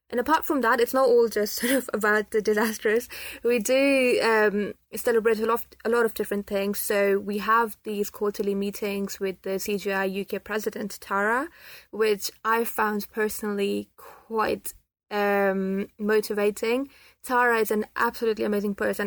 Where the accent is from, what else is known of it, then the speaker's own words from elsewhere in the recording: Pakistan; now in United Kingdom; I'm from Pakistan and I'm a Muslim